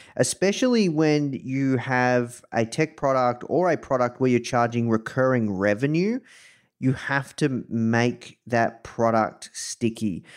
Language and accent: English; Melbourne, Victoria, Australia; accent: Australian; I am coming to you live from Melbourne, Australia. Um, you can probably tell this from my accent.